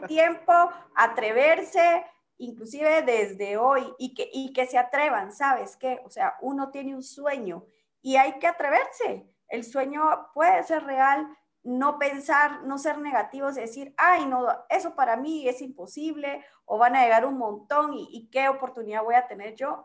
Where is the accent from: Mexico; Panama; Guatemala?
Guatemala; como buen chapín